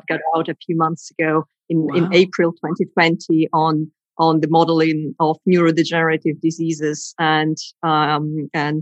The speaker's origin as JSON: {"language": "English", "country": "Greece", "moved": "as an adult", "said": "That was back in my home country in Greece."}